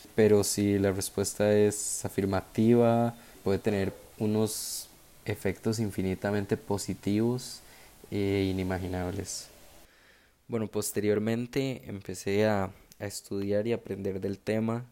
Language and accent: Spanish; San José, Costa Rica; nací en San José